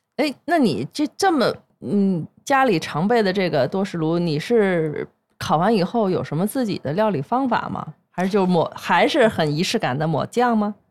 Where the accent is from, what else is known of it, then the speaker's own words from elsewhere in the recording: China; 我们中国人